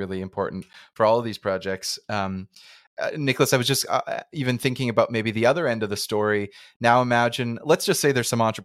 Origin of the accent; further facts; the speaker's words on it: Canada; I'm a Canadian citizen